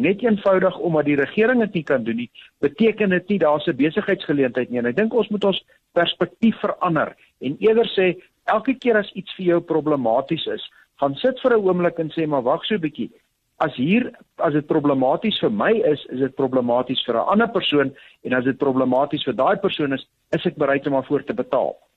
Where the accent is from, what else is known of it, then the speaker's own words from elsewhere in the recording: South Africa; ons in Suid-Afrika groot geword